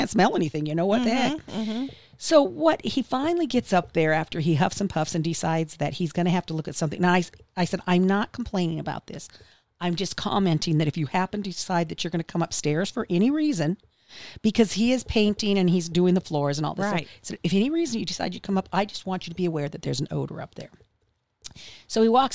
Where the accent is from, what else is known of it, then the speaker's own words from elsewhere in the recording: Wyoming, United States; now in Tulsa, United States; I grew up in Wyoming, and we had refineries there.